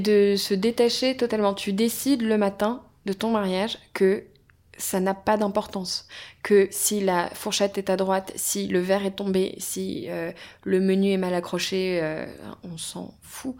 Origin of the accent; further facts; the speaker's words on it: Brittany, France; On est bretonne